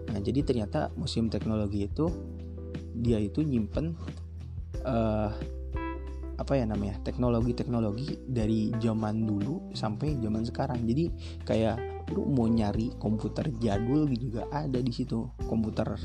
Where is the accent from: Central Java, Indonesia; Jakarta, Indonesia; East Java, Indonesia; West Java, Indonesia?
West Java, Indonesia; Kuningan; gara-gara corona kan pulang gitu ke asal daerah gue gitu kan gue orang kuningan nah gue pulang